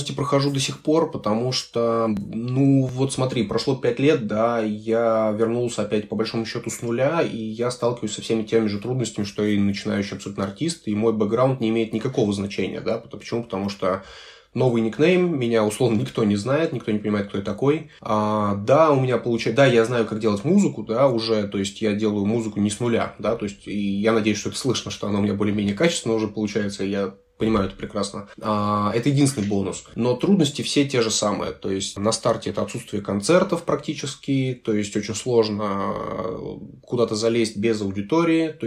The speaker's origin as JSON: {"language": "Russian", "region": "Chișinău", "country": "Moldova", "tie": "born there", "also_born_or_lived": "Russia / Germany", "moved": "yes", "said": "А, я вообще родился в, в Кишиневе, э, в Молдове. Потом мы переехали в Россию, потом какое-то время я жил в Германии."}